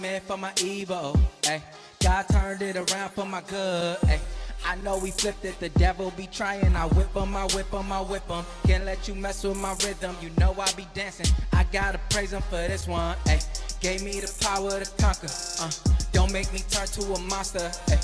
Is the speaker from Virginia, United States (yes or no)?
no; Bridgeport, Connecticut, United States; I'm from Bridgeport, Connecticut